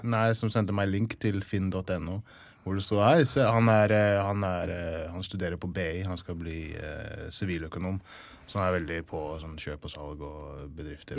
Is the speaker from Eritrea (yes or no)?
no; England, United Kingdom; Norwegian is a second language; now in Norway; jeg er oppvokst i England, England